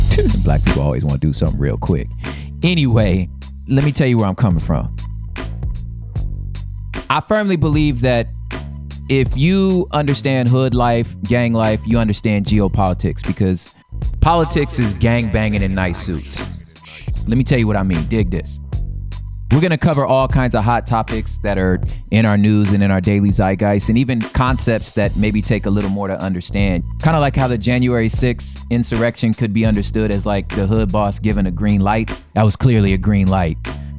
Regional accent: Los Angeles, California, United States; I'm from South Central Los Angeles. I moved all over the LA surrounding areas

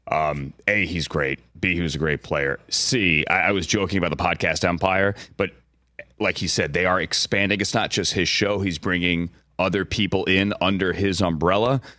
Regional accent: Virginia, United States; born there; I was born in Virginia, now live here forever.

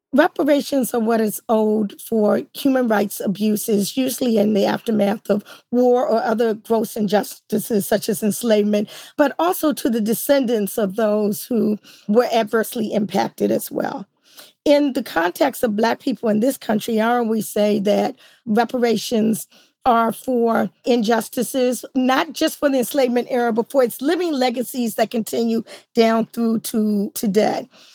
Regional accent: Washington, District of Columbia, United States; I grew up in DC

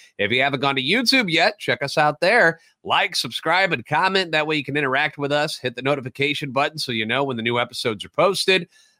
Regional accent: St. Louis, Missouri, United States; I'm a national radio sports anchor, born and raised in the Lou and a lifetime Cardinals fan.

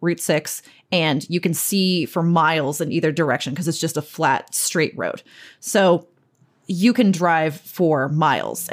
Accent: Cape Cod, Massachusetts, United States; now in New York City, United States; Growing up on the Cape, it's a much weirder and a much darker and a much more wild place

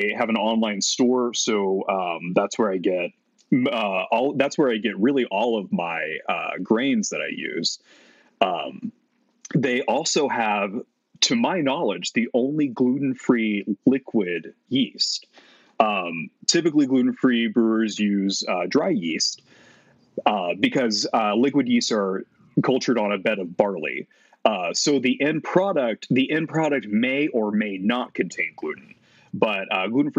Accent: Texas, United States; moved away as an adult; also born or lived in Utah; I was moving from Utah back to my home state of Texas

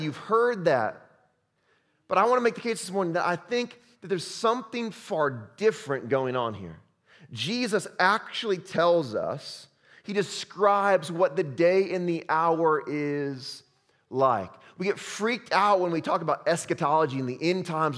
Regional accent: Chicago, Illinois, United States; I'm from Chicago

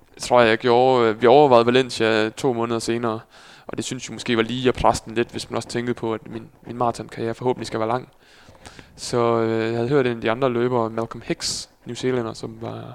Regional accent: Skive, Central Denmark Region, Denmark; also born or lived in Netherlands; now in Aarhus, Denmark; derefter kom vi på en gård lige uden for Skive

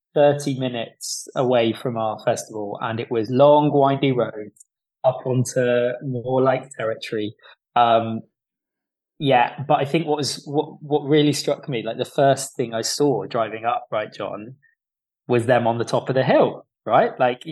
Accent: Plymouth, South West England, United Kingdom; we are from Plymouth

